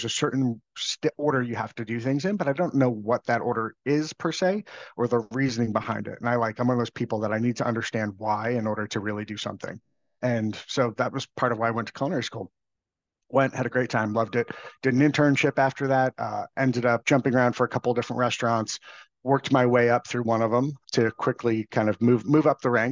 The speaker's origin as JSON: {"language": "English", "area": "Long Island", "region": "New York", "country": "United States", "tie": "born or raised there", "said": "I grew up on Long Island in New York"}